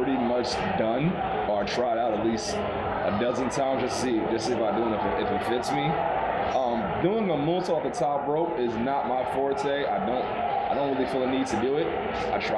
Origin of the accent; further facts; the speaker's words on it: New York City, New York, United States; I am from Brooklyn.